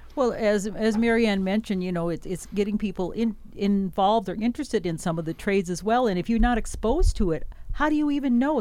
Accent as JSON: {"language": "English", "region": "Wisconsin", "country": "United States", "moved": "yes", "said": "I'm from Wisconsin, a big dairy farm there"}